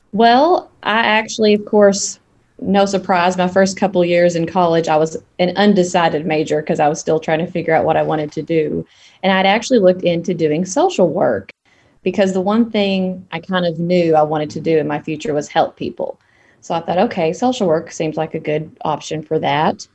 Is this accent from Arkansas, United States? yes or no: yes; Piggott, Arkansas, United States; Born and raised in Arkansas.